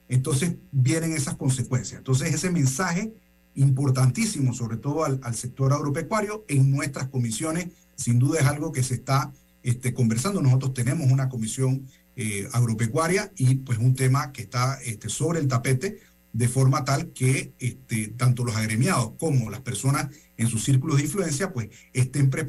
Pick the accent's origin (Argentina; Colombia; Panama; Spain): Panama; Entonces nosotros a preocuparnos de Panamá con respecto a esto y qué vamos a hacer nosotros como panameños